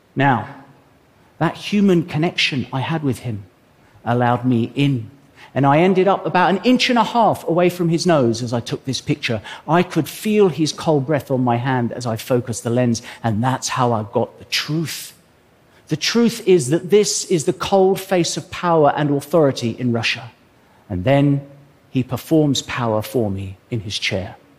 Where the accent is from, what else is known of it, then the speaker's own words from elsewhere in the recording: England, United Kingdom; I'm an Englishman